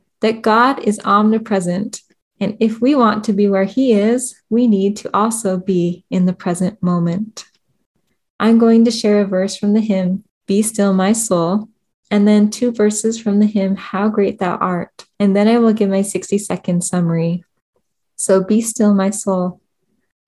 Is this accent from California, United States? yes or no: yes; California, United States; moved away; also born or lived in Idaho / Utah; growing up in California